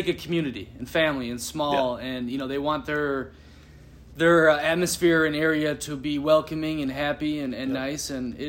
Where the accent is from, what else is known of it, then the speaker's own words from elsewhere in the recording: Minnesota, United States; moved away as an adult; also born or lived in Colorado / Copenhagen / Italy; growing up in Minnesota, you definitely start taking it for granted. But I do, you know, then I lived in Colorado and then Copenhagen and then Italy. And when I come back to Minnesota